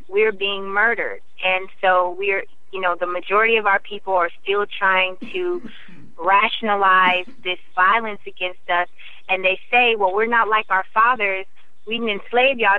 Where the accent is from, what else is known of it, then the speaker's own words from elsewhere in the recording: Iowa, United States; I grew up in Iowa, 97% white